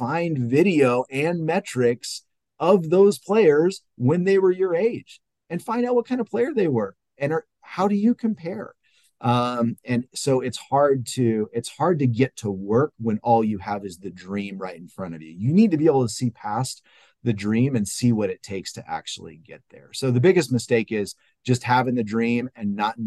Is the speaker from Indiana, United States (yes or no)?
no; California, United States; now in Ohio, United States; I'm from California. I live in Ohio. I moved to Ohio